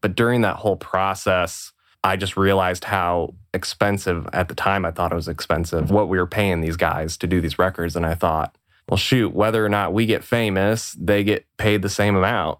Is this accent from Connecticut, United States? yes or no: no; Bloomington, Illinois, United States; I grew up in Bloomington Normal, Illinois, which is in the middle of Illinois, in the middle of a cornfield.